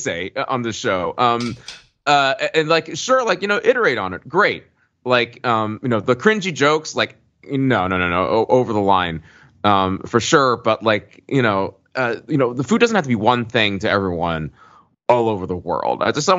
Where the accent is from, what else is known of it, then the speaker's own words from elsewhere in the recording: Birmingham, Alabama, United States; moved away; I'm from one of those towns. I grew up in Birmingham, Alabama.